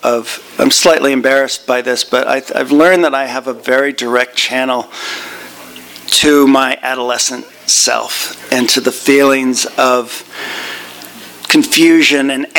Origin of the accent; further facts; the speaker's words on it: Northern California, United States; I grew up in Northern California in the 1970s